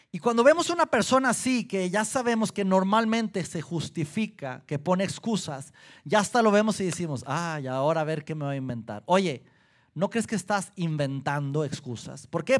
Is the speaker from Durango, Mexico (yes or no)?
yes; Durango, Mexico; now in Saltillo, Mexico; Yo soy de Durango, mi esposa de Colima